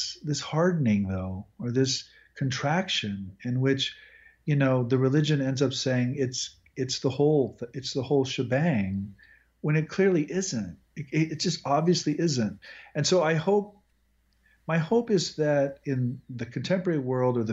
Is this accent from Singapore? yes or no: no; Midwest, United States; now in Texas, United States; I'm also from the Midwest